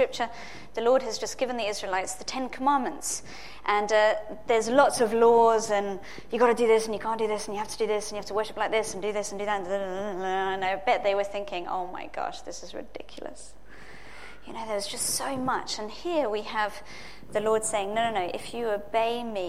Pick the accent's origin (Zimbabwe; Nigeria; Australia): Zimbabwe; I was born in Zimbabwe